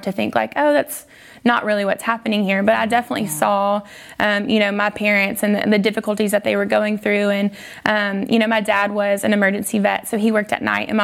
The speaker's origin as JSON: {"language": "English", "region": "North Louisiana", "country": "United States", "tie": "born or raised there", "said": "I grew up in Louisiana, like you guys were saying. I was actually in North Louisiana"}